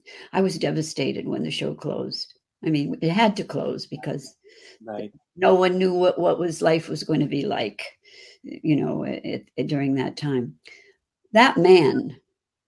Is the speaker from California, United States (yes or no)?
no; Chicago, Illinois, United States; accent: Chicago; That's my Chicago accent.